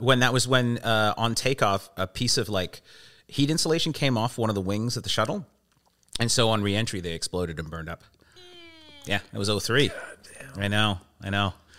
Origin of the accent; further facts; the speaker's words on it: Vancouver, British Columbia, Canada; also born or lived in England / London; I'm from here. I'm from Vancouver, and uh, uh, well, I, I, live here, and I've been here.